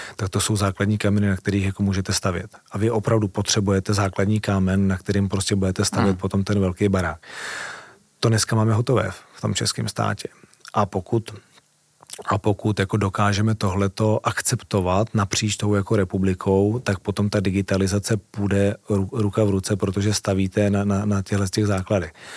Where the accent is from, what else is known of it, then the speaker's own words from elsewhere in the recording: Czechia; já jako Čech